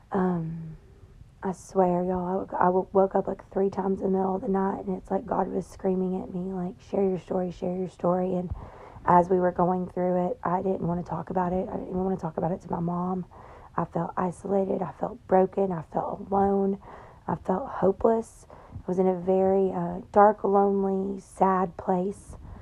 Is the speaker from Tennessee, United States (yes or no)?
yes; Tennessee, United States; I'm from Tennessee